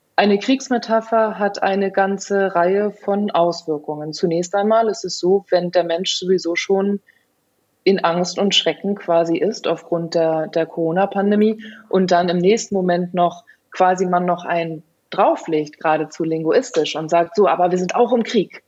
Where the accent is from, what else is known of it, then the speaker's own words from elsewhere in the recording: Germany; bei uns in Deutschland